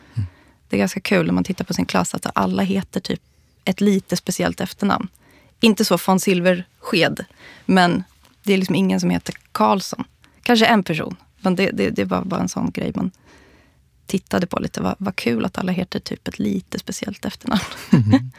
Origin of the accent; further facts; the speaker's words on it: Borlänge, Dalarna County, Sweden; moved away; also born or lived in Stockholm; jag kommer ju från eh, eh Borlänge